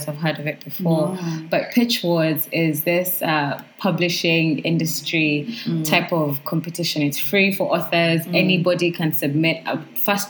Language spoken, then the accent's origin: English; Uganda; I'm from Uganda, and I'm a writer.